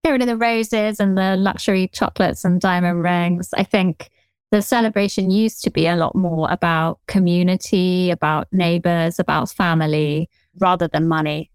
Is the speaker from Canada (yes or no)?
no; southern England, United Kingdom; accent: Generic Southern; Generic Southern accent.